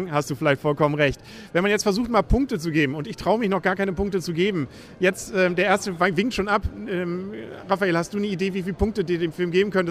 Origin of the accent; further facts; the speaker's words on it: Lower Saxony, Germany; Gerade für mich als Ostfriese natürlich ein peinlich berührter Moment